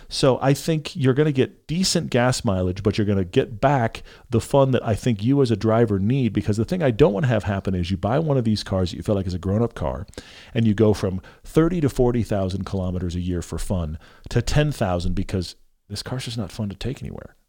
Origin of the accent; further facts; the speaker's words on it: Texas, United States; moved away; I grew up in Texas